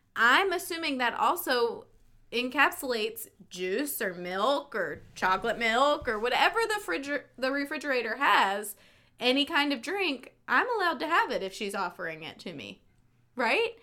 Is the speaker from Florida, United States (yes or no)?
no; North Carolina, United States; My parents were both raised in the Maryland area, but I was raised in North Carolina